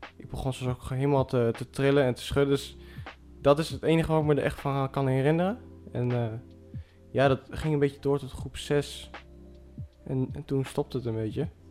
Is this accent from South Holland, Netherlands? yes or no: no; Zwolle, Overijssel, Netherlands; ik ben dan opgegroeid in Zwolle